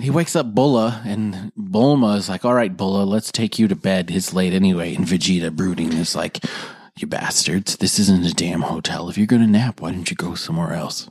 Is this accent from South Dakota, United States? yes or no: yes; South Dakota, United States; I'm from South Dakota.